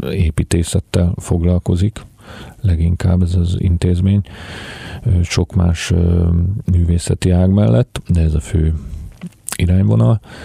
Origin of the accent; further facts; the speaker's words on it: Budapest, Hungary; én született budapesti vagyok